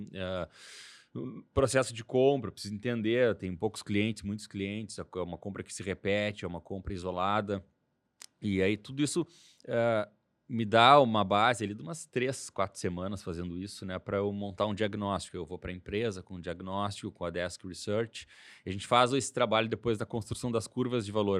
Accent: Porto Alegre, Rio Grande do Sul, Brazil; Sou de Porto Alegre

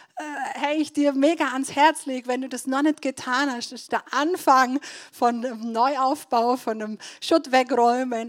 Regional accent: Donauwörth, Bavaria, Germany; now in Nördlingen, Germany; dass ich in Donauwörth aufgewachsen bin. Also ich komme ursprünglich aus Donauwörth

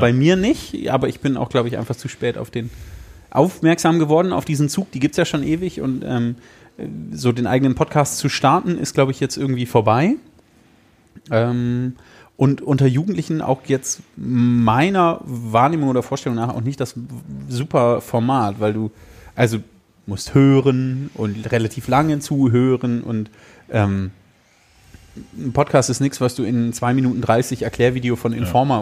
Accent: Emsland, Lower Saxony, Germany; moved away; meine Kindheit auf dem Dorf im Emsland

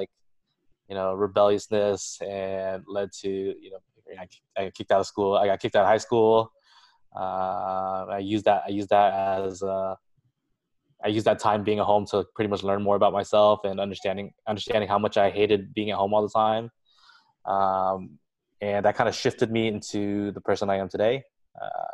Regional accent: Westminster, California, United States; I was born and raised in the Little Saigon area, Orange County

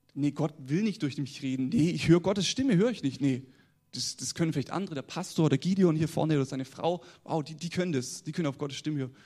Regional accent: the South, Southern Germany, Germany; accent: southern dialect; ich komme aus dem Süden, wie man es an meinem Dialekt schon hört

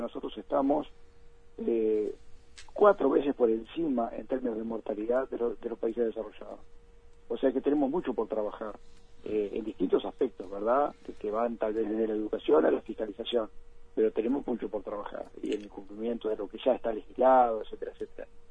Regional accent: Uruguay

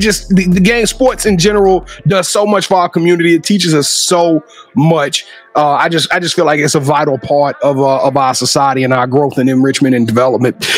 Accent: Louisiana, United States; You know, I'm from Louisiana. I'm from Louisiana

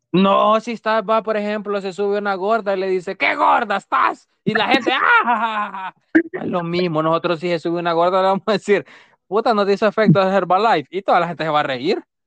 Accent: El Salvador; moved away; Yo soy el único salvadoreño. Entonces, dicen que los salvadoreños somos bien feos

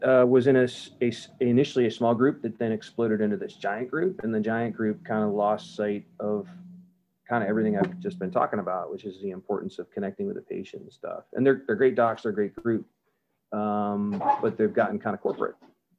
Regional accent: Northeast, United States; both my parents are from a little town in Vermont called Rutland. So I grew up, the first part of my life, I grew up in the Northeast. I learned how to ski at a really young age.

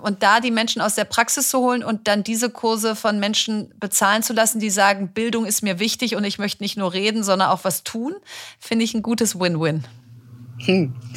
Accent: Bielefeld, North Rhine-Westphalia, Germany; Ich komme aus Bielefeld

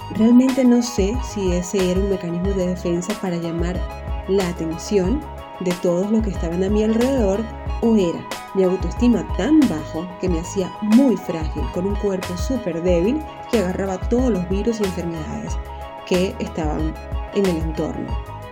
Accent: Venezuela; moved away; Y yo soy extranjera, vivo en otro país y en mi país Venezuela

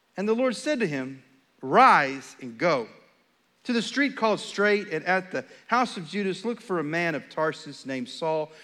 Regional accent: Texas, United States; also born or lived in Charlotte, North Carolina; We're from Texas. This is home for us.

